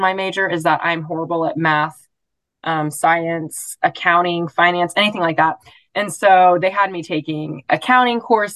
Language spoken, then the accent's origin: English; Joplin, Missouri, United States; I'm from Joplin, Missouri